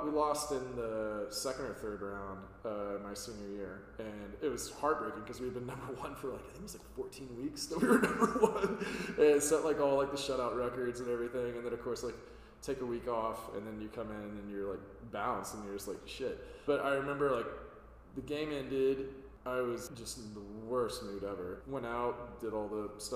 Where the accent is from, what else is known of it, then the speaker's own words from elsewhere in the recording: Fort Worth, Texas, United States; I was born and raised in Fort Worth, Texas